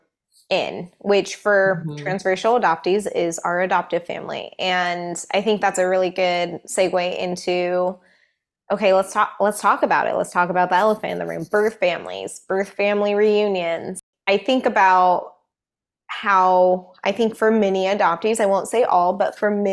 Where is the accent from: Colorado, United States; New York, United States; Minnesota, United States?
Colorado, United States; now in Seattle, United States; we grew up in Colorado where my mom's like our extended family was all back here in Seattle